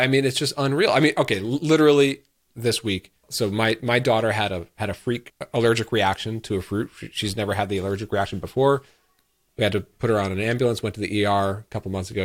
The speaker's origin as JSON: {"language": "English", "country": "United States", "said": "as an American"}